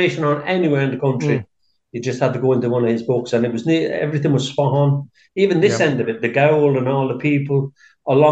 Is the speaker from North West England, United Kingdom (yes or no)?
no; South Wales, United Kingdom; moved away as an adult; now in Abbeyleix, Ireland; I'm from South Wales originally